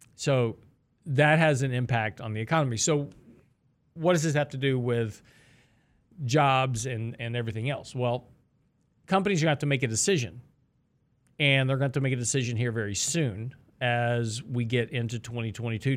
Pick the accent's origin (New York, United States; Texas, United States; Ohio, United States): Texas, United States; I'm from Texas